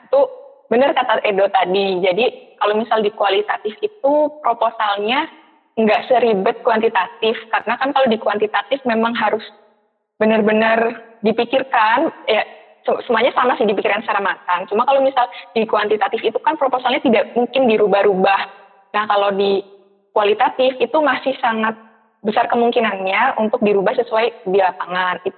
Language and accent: Indonesian; Purwokerto, Central Java, Indonesia; Terus finansial juga karena aku kan dari PWT ya terus harus bolak-balik beberapa kali ke Bandung juga gitu.